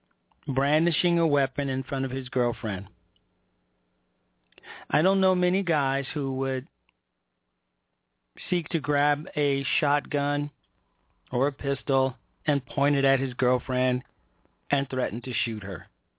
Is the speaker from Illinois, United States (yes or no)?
yes; Chicago, Illinois, United States; I grew up in Chicago